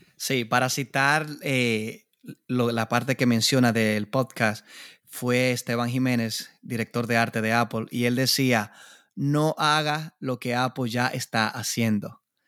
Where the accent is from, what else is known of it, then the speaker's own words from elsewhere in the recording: Dominican Republic; en mi país, República Dominicana